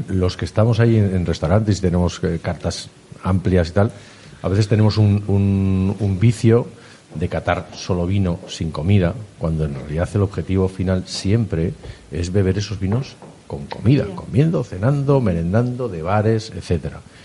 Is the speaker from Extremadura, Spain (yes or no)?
no; Haro, La Rioja, Spain; como nacido en Aro y riojano